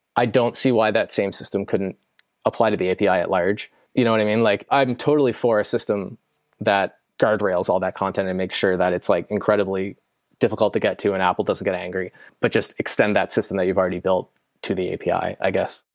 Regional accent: Canada; I'm Canadian.

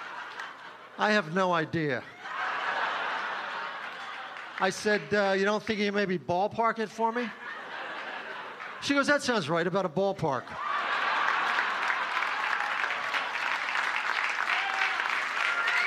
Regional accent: Folsom, Pennsylvania, United States; also born or lived in Philadelphia, Pennsylvania; I'm from Philadelphia. My parents are both from the Philly area

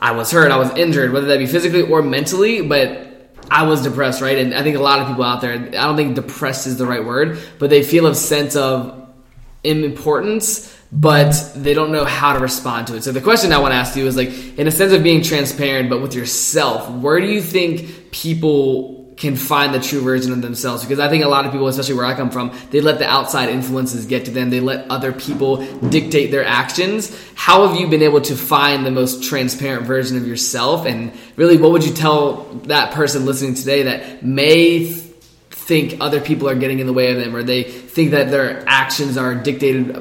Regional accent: Virginia, United States; growing up in Virginia, there's not an abundance of people that I ran into that were successful

